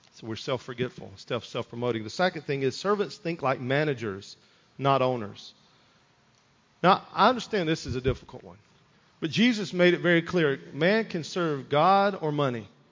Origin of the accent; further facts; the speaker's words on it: United States; as an American, as a Christian